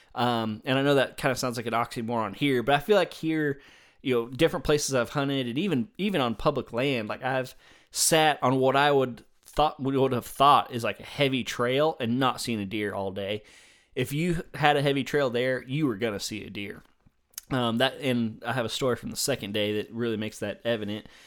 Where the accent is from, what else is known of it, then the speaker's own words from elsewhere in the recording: the South, United States; I'm a Southerner